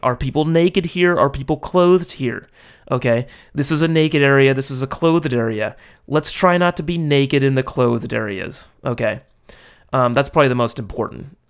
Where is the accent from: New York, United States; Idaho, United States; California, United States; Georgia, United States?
California, United States; Los Angeles; moved away as an adult; now in Japan; my hometown